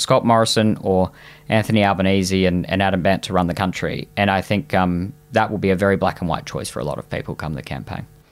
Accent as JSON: {"language": "English", "region": "Queensland", "country": "Australia", "said": "as a Queenslander"}